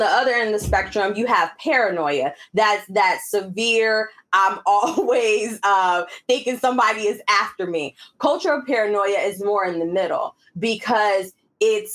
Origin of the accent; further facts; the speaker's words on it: Alpharetta, Georgia, United States; also born or lived in the North; now in California, United States; growing up in Alpharetta